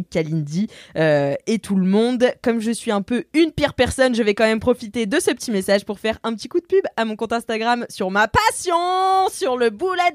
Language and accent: French; France; accent: Marseille; elle me dit à lire avec l'accent marseillais, non pas parce que je viens de Marseille, mais parce que c'est mon accent